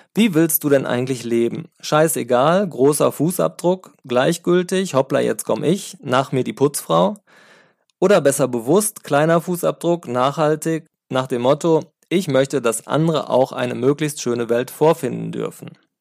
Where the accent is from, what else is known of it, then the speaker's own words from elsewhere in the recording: Sauerland, North Rhine-Westphalia, Germany; now in Cologne, Germany; ich stamme ja aus dem Sauerland